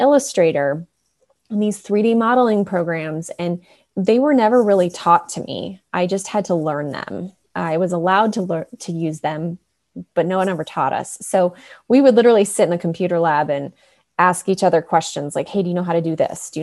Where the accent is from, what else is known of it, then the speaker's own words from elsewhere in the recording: Chicago suburbs, Illinois, United States; moved away as an adult; now in Colorado, United States; I grew up in the Chicago suburbs and ended up going to college about an hour from where I grew up.